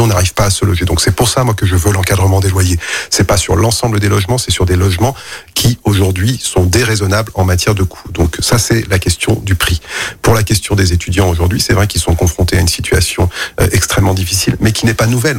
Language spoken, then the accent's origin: French; Lyon, Auvergne-Rhône-Alpes, France; also born or lived in Villeurbanne; je suis né à la Croix-Rousse